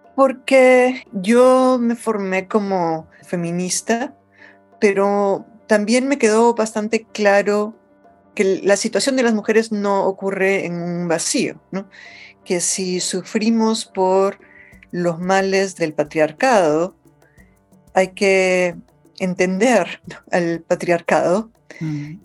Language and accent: Spanish; Lima, Peru; accent: Lima Spanish; moved away as an adult; also born or lived in New York, United States; now in United States; una niña creciendo en el Perú en los años 70